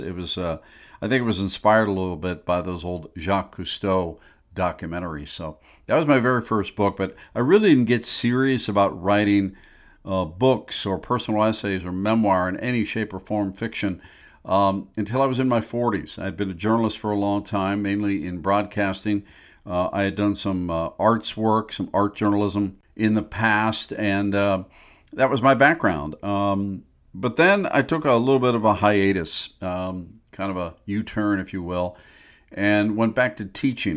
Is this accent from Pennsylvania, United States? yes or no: yes; Pittsburgh, Pennsylvania, United States; now in Chicago area, United States; I grew up in Pittsburgh, by the way, not in the Chicago area, but came here in eighty-eight, and I've fallen in love with the Midwest.